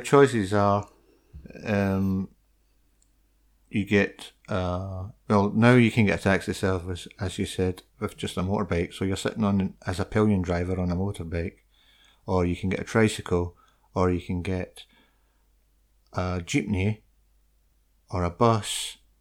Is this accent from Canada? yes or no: no; United Kingdom; I'm from the U K.